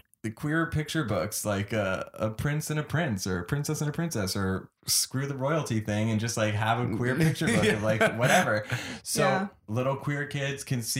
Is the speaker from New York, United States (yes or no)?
yes; New York City, New York, United States; growing up in a liberal area